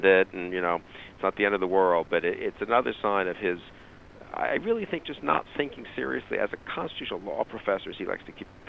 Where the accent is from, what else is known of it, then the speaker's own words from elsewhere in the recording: United States; as an American